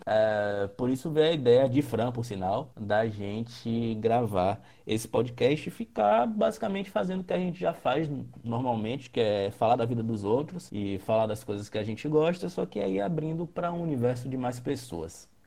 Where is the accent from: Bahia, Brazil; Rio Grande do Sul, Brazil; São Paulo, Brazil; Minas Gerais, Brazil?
Bahia, Brazil; Salvador; Somos aqui de Salvador